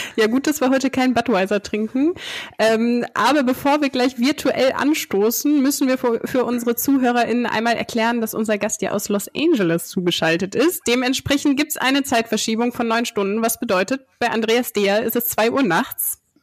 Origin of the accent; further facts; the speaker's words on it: Dinslaken, North Rhine-Westphalia, Germany; dass wir beide in Dienstlaken aufgewachsen sind